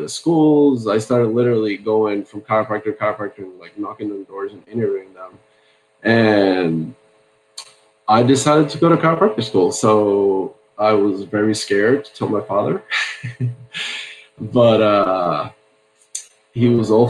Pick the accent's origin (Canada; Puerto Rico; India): Puerto Rico; moved away as an adult; also born or lived in Santa Barbara, California; now in Newport Beach, United States; I grew up in Puerto Rico, and I grew up in a medical family